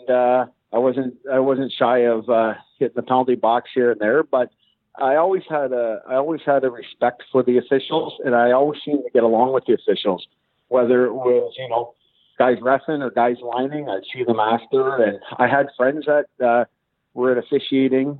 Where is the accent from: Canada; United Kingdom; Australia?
Canada; Kitchener, Ontario; my hometown in Kitchener